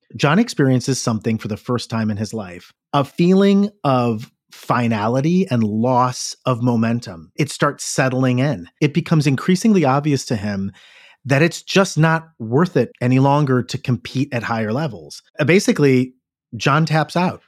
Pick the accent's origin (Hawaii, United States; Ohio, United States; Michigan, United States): Ohio, United States; Cleveland; Growing up in Cleveland, it's like, am I ten minutes from the factory